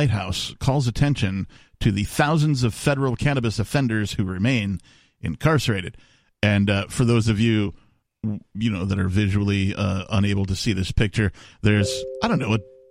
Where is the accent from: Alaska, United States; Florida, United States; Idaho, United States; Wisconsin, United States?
Wisconsin, United States; now in New Hampshire, United States; growing up in Wisconsin